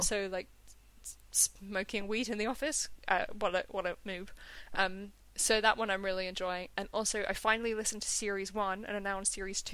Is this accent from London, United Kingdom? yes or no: yes; London, United Kingdom; I'm from London, it's the capital.